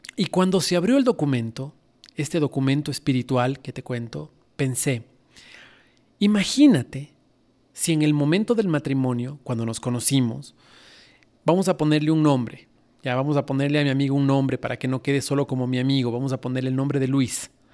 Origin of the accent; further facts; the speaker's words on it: Ecuador; Fanesca es un plato riquísimo que nosotros hacemos en Semana Santa en mi país